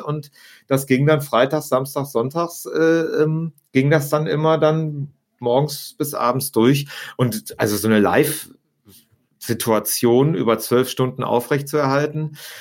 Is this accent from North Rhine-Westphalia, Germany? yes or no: yes; Vreden, North Rhine-Westphalia, Germany; moved away as an adult; also born or lived in Barcelona; now in Münster, Germany; eigentlich bin ich äh, in einem kleinen äh, Örtchen namens Frieden direkt an der holländischen Grenze geboren